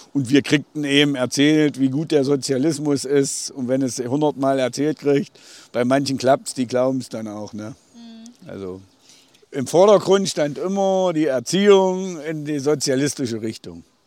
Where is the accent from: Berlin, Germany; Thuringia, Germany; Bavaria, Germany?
Thuringia, Germany; Lindewerra; Ich bin in Lindewerra aufgewachsen